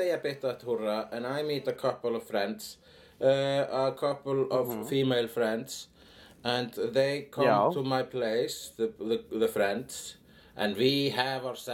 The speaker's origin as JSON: {"language": "English", "country": "Iceland", "said": "I'm an Icelandic person"}